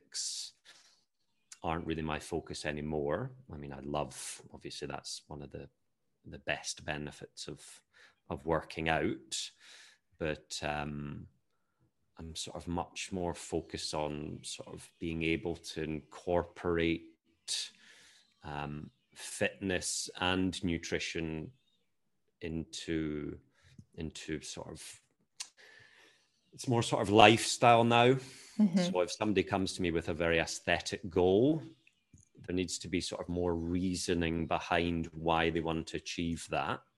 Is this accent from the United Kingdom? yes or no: yes; Edinburgh, Scotland, United Kingdom; moved away as an adult; also born or lived in Argentina; now in Barcelona, Spain; I am a Scottish-born personal trainer and sports nutrition specialist